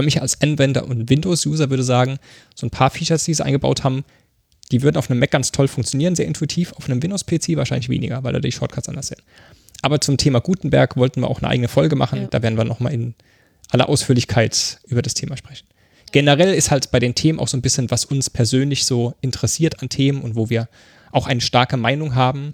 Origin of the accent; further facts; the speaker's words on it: Mannheim, Baden-Württemberg, Germany; moved away as an adult; now in Berlin, Germany; Ich komme ursprünglich aus Mannheim, bin aber vor über neun Jahren nach Berlin gezogen.